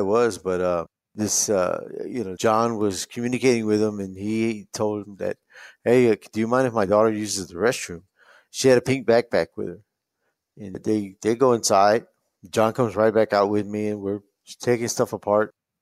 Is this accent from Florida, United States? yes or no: no; San Antonio, Texas, United States; I was born in San Antonio